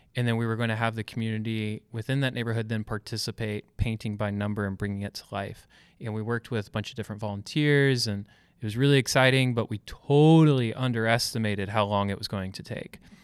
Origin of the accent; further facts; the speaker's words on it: Georgia, United States; now in Louisville, United States; I'm from Georgia